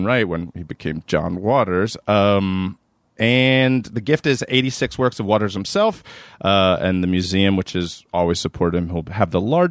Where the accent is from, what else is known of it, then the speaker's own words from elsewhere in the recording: Maryland, United States; I'm from Maryland